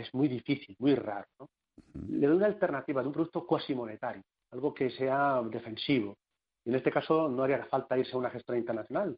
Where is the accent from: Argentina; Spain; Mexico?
Spain; Castilla-La Mancha; soy castellano manchego